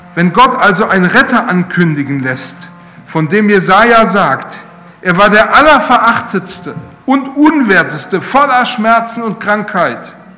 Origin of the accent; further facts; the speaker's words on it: Rhineland-Palatinate, Germany; Ich komme ja aus Rheinland-Pfalz